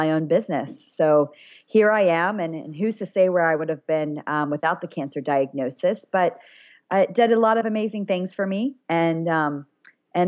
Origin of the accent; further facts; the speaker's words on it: Ohio, United States; moved away as an adult; also born or lived in Colorado; my hometown in Ohio